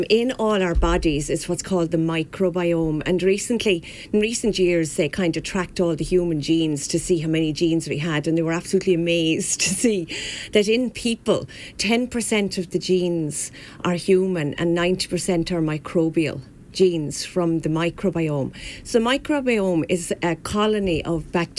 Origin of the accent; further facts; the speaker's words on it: Wexford, Leinster, Ireland; moved away as an adult; now in Kilkenny, Ireland; I was born and bred in Wexford. I'm a true yellow belly